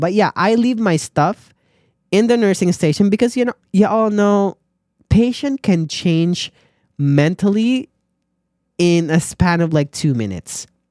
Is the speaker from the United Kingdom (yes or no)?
no; Philippines; moved away; as a Filipino or as an immigrant